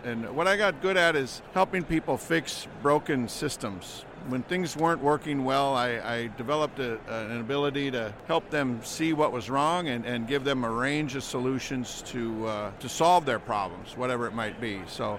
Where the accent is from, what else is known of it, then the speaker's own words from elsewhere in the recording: Minneapolis, Minnesota, United States; I'm from Minneapolis.